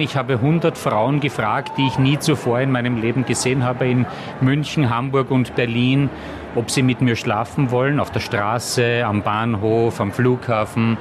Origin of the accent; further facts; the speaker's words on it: Austria; moved away; ich war ja kein West, ich war ja ein Ösi